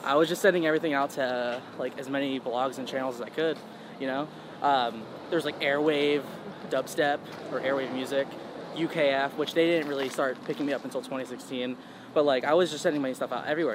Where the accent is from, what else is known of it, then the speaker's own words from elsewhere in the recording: Charlotte, North Carolina, United States; also born or lived in Queens, New York / Long Island, New York; I was raised like half of my childhood in Long Island, New York, and then half of it in Charlotte, North Carolina, which is where I still live now